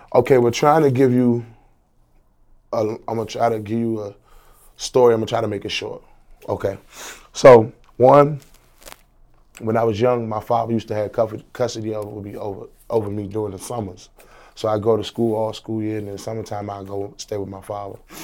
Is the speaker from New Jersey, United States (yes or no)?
no; Washington, District of Columbia, United States; I'm from Washington, D C, District of Columbia